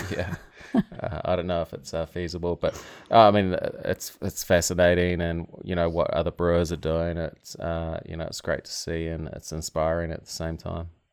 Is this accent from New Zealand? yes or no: yes; Tauranga, Bay of Plenty, New Zealand; moved away as an adult; also born or lived in West Coast, United States; now in Maryland, United States; where I grew up is New Zealand's, uh, busiest port